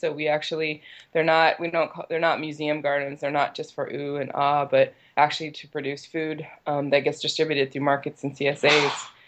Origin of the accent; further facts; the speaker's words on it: Richmond, California, United States; I grew up here in Richmond. I'm third generation Richmond resident.